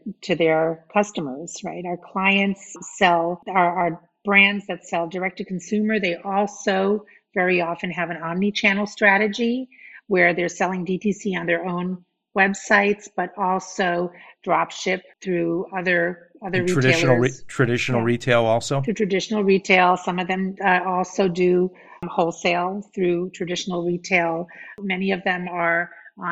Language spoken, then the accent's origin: English; New York City, New York, United States; moved away as an adult; I grew up in Brooklyn, New York. So I'm you know, far away from where I grew up